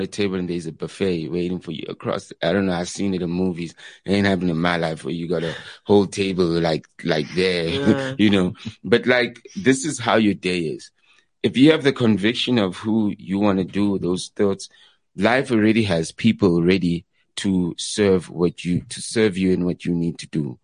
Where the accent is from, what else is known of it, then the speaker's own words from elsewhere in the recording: Katlehong, Gauteng, South Africa; I'm from Leondale, Katlehong